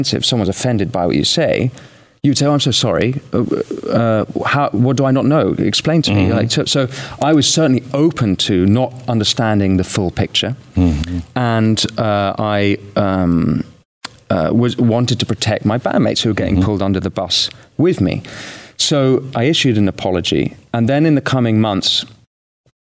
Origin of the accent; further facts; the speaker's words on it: United Kingdom; I'm British